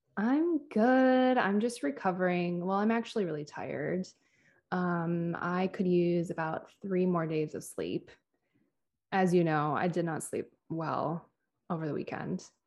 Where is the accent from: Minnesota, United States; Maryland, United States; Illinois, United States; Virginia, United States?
Minnesota, United States; Minneapolis; moved away; my hometown of Minneapolis